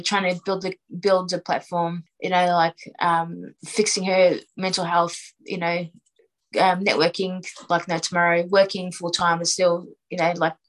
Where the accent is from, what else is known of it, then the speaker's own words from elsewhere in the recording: Melbourne, Victoria, Australia; I brought up in Australia. Like, I'm Australian